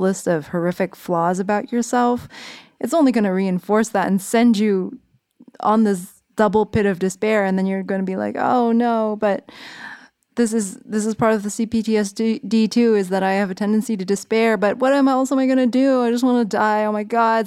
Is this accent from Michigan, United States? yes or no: no; San Jose, California, United States; moved away as an adult; also born or lived in New York; I grew up in San Jose, California